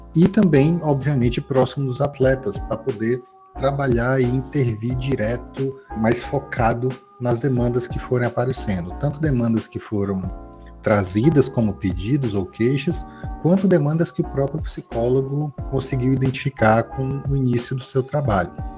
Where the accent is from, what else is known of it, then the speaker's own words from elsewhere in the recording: Teresina, Piauí, Brazil; aqui na minha terrinha, Teresina, Piauí